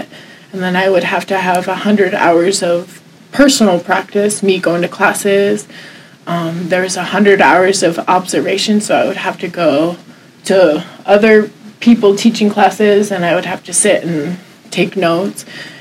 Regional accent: San Diego, California, United States; I was raised in San Diego, graduated high school 2007

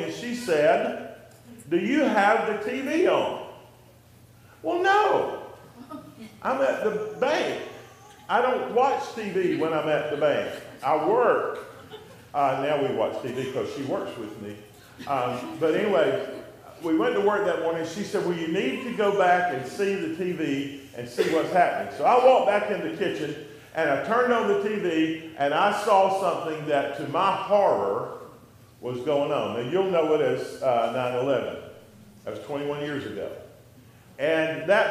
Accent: Dublin, Georgia, United States; moved away as an adult; now in Blairsville, United States; That's my hometown, Dublin, Georgia

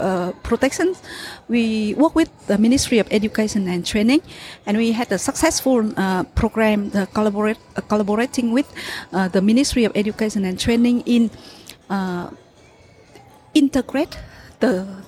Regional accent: Vietnam; I'm from Vietnam, and I work for SSI in Vietnam

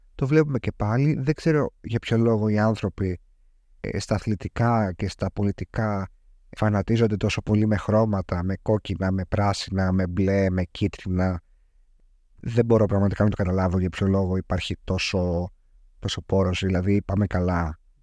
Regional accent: Greece; σαν Έλληνας πολίτης

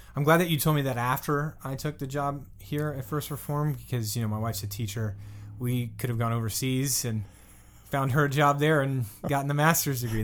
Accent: the South, United States; now in Pittsburgh, United States; I'm from the South, so, you know, Lafayette is a big thing down there

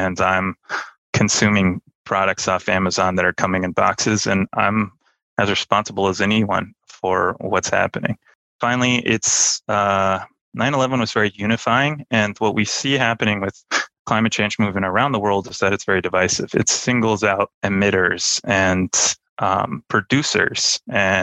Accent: outside Los Angeles, California, United States; I grew up outside Los Angeles, fairly liberal enclave near the beach

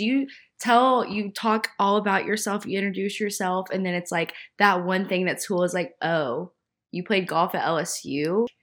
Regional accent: Nashville, Tennessee, United States; I am originally from Nashville. I was born and raised in the suburbs

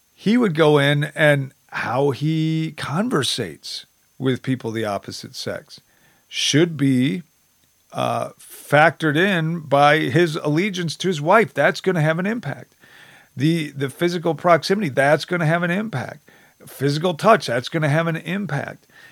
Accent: United States; as an American

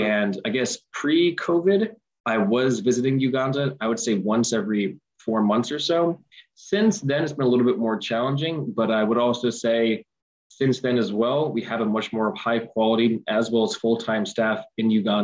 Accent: Scotch Plains, New Jersey, United States; growing up in Scotch Plains, you know, I'm fortunate to live in a connected community

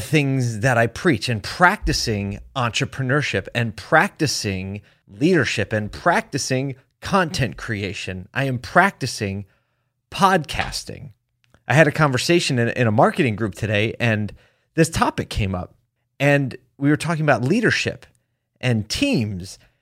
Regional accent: Philadelphia, Pennsylvania, United States; moved away; my hometown

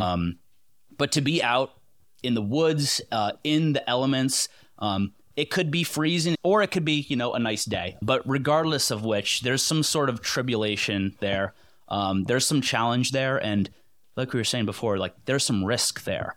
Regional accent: Connecticut, United States; now in Pennsylvania, United States; I'm from Connecticut. Moved, uh, away from there, um, about, like, twelve years ago

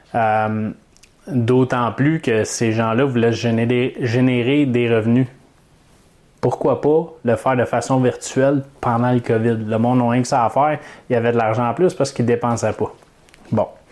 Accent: Canada; j'ai pris des formations pour investir en Floride en tant que Canadien

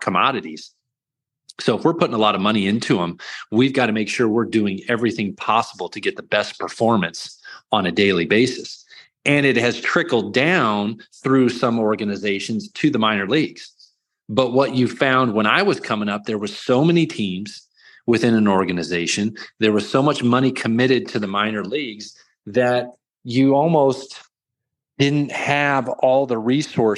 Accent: the Northwest, Pacific Northwest, United States; now in York, United States; I'm from the Northwest

